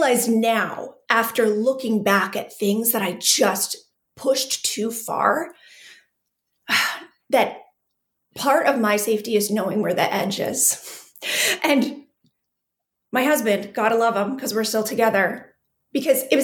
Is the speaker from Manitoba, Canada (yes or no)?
yes; southwestern Manitoba, Canada; also born or lived in Calgary, Alberta; So I am Canadian, born and raised, actually born in Calgary. I grew up in Manitoba, super small town, southwestern Manitoba.